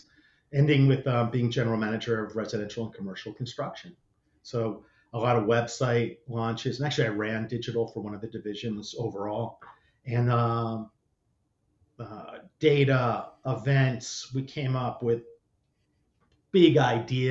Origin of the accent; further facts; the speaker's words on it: New Jersey, United States; growing up in New Jersey